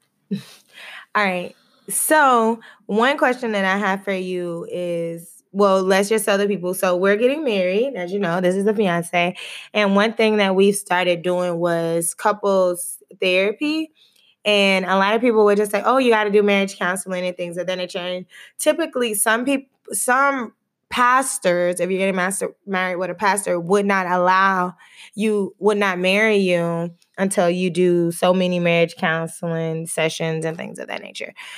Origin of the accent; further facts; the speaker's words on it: Texas, United States; I'm from Texas